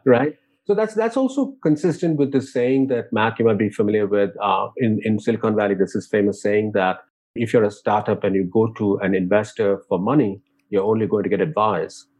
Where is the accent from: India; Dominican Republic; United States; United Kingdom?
India; moved away; growing up in India